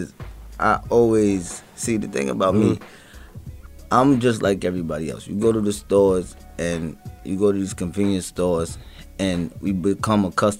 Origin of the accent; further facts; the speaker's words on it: Bronx, New York, United States; also born or lived in Brooklyn / Westchester; I grew up in the uptown area, in Bronx, and in and out of Westchester areas. You know, Yonkers, shout out to the Rough Riders.